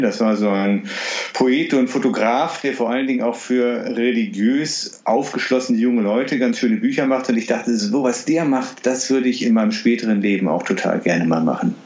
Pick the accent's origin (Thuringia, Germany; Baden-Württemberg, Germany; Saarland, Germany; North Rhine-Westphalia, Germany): North Rhine-Westphalia, Germany; Düsseldorf; ich bin in Düsseldorf aufgewachsen